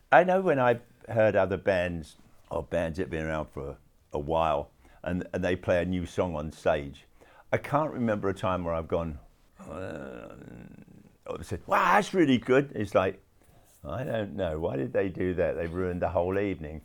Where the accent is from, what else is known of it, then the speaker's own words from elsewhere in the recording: London, United Kingdom; when I was growing up in London.